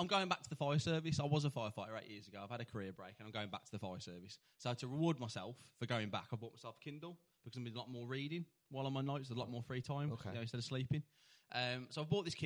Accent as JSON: {"language": "English", "town": "Tipton", "region": "West Midlands", "country": "United Kingdom", "said": "I'm from Tipton."}